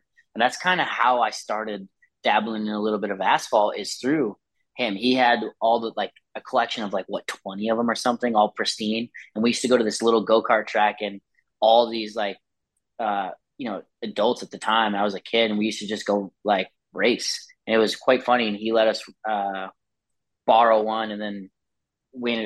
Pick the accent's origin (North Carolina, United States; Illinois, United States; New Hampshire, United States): New Hampshire, United States; Londonderry; moved away; also born or lived in Attica, New York / Florida / Europe; I grew up, born and raised in Londonderry, New Hampshire, and then moved to New York, and then Florida, Europe, Florida.